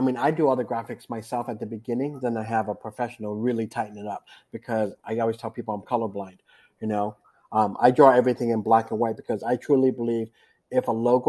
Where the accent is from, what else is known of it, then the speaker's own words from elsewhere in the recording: East Coast, United States; I grew up on the East Coast doing this